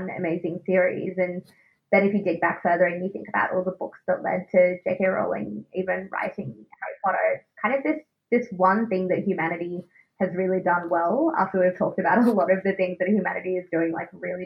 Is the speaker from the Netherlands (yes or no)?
no; Australia; accent: Australian; my Australian accent